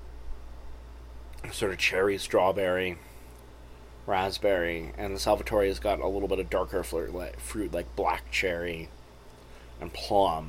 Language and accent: English; Phoenix, Arizona, United States; growing up in Phoenix